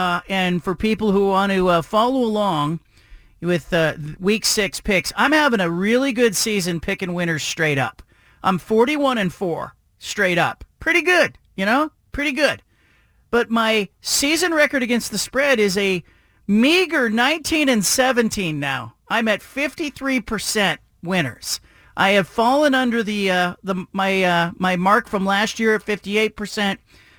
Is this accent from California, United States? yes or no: yes; Bay Area, California, United States; I grew up in the Bay Area